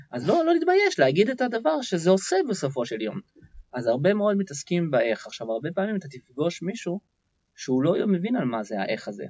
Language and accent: Hebrew; Israel; אני ישראלי בעצמי, ואני חי בתוך עמי